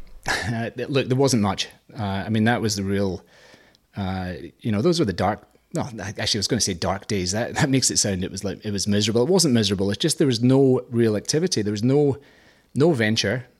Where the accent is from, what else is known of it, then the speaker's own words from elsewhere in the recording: Scotland, United Kingdom; moved away as an adult; now in Australia; I'm Scottish